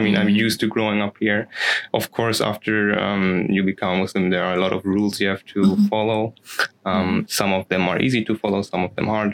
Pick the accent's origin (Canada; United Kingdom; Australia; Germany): Germany; I'm a revert, a German revert